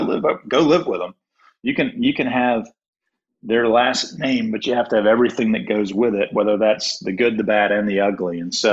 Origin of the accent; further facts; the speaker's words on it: Durham, North Carolina, United States; I grew up in Durham.